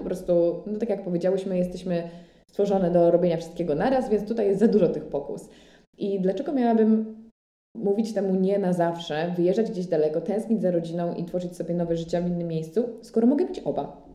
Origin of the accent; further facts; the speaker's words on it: Łódź, Łódź Voivodeship, Poland; now in Paris, France; żałowałam, że jestem z Łodzi i moja mama nie mieszka w Warszawie